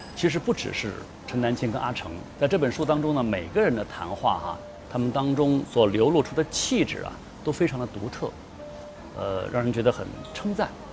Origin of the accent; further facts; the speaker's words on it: China; 我们中国人